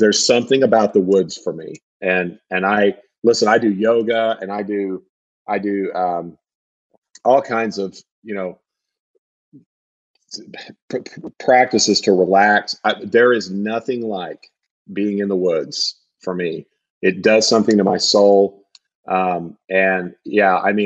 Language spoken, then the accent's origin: English; Southern Illinois, United States; I grew up in Southern Illinois, which is like about 2 hours southeast of St. Louis